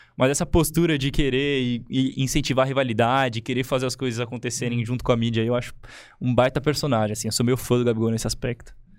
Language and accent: Portuguese; ABC Paulista, São Paulo, Brazil; eu que sou da ABC